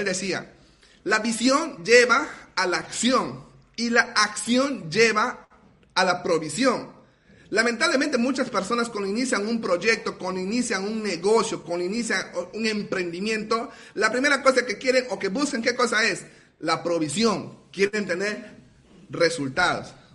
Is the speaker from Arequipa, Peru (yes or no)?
no; Iquitos, Loreto, Peru; de la ciudad de Iquitos, Perú